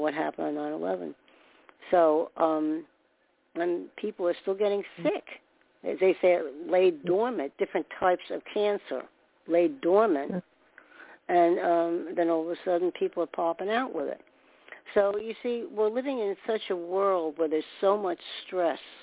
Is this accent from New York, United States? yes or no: yes; New York, United States; I was born in New York